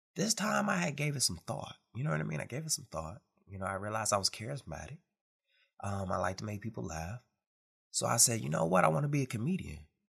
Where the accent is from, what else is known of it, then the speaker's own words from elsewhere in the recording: Detroit, Michigan, United States; growing up in Detroit, Michigan